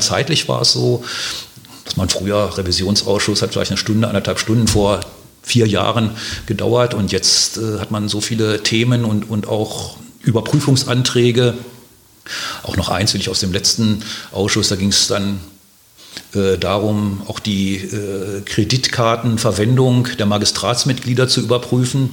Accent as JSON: {"language": "German", "town": "Hanover", "region": "Lower Saxony", "country": "Germany", "tie": "born or raised there", "also_born_or_lived": "Heidelberg / Mainz / Delkenheim, Wiesbaden", "moved": "as an adult", "lives_now": "Wiesbaden, Germany", "said": "meiner Heimatstadt, also in Hannover"}